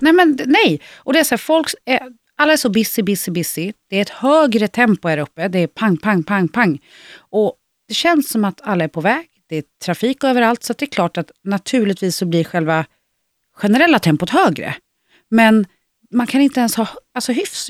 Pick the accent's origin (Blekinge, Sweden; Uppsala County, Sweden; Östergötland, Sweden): Östergötland, Sweden; Vadstena; moved away; jag är född och uppvuxen i Vadstena